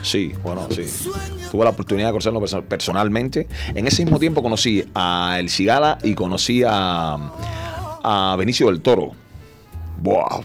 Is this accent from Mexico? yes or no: no; Cuba; somos los cubanos